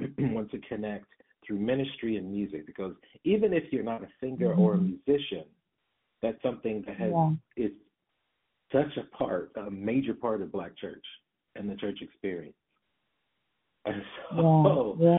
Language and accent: English; Detroit, Michigan, United States; I come from Detroit and raised in the 80s and 90s, particularly